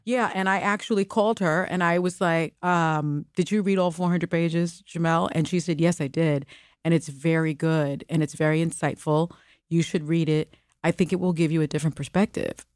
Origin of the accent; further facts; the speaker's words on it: New York City, New York, United States; first language Spanish; English is a second language; I was born in the Bronx projects and raised in the South Bronx projects